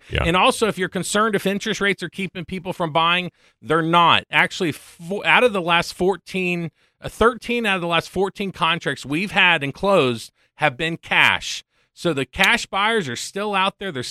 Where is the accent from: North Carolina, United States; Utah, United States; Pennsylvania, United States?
North Carolina, United States; Hendersonville; I'm originally from here in Hendersonville.